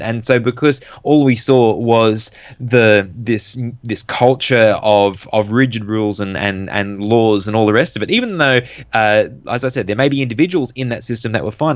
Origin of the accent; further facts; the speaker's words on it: Sydney area, New South Wales, Australia; I was born in Australia, in New South Wales, n-, not too, well, around the Sydney area. And, uh, I grew up around the church